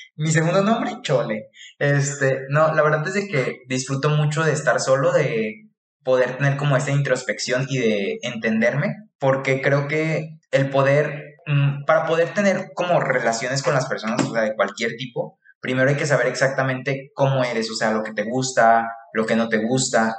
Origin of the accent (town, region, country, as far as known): Tepic, Nayarit, Mexico; born or raised there; moved away; also born or lived in Guadalajara